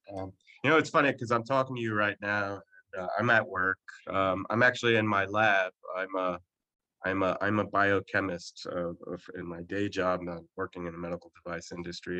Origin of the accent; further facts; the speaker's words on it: New Jersey, United States; i am from Jersey and I'm, I'm a Jersey boy, born and raised